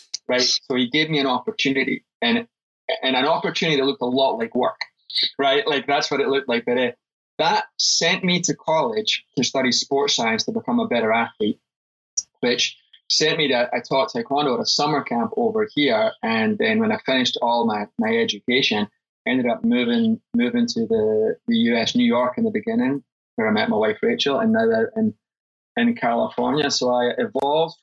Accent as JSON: {"language": "English", "town": "Livingston", "region": "Scotland", "country": "United Kingdom", "tie": "born or raised there", "also_born_or_lived": "Glasgow", "said": "So I was born in Scotland. I was born in Glasgow, and we moved to a town called Livingston"}